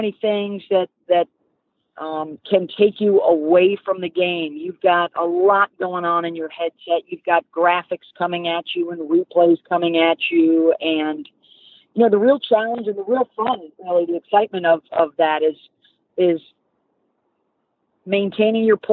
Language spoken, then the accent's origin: English; Syracuse, New York, United States; I grew up in Syracuse